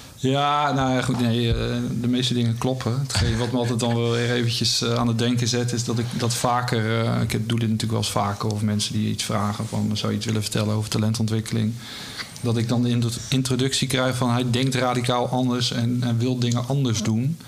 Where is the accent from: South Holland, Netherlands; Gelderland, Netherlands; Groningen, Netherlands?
South Holland, Netherlands; Rotterdam; ik ben opgegroeid in Rotterdam en mijn vader nam me mee als vijfjarige, eh, naar de Kuip